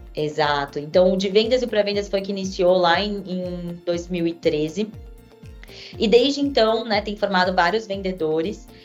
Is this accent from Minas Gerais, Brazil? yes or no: no; São Paulo, Brazil; Sou aqui de São Paulo, nascida e criada, é, e gosto muito de ser paulistana